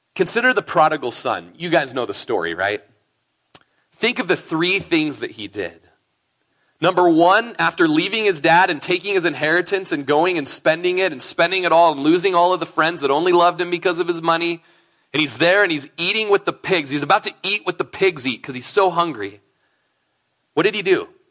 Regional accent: Klamath Falls, Oregon, United States; now in Prineville, United States; Lindsay and I grew up in Klamath Falls together. We were probably in nursery together at Bible Baptist Church in Klamath Falls, Oregon.

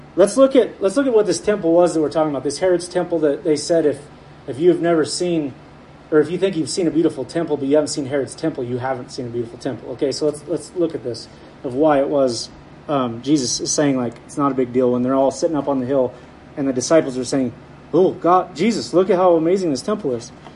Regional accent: Heppner, Oregon, United States; where I grew up over in Heppner

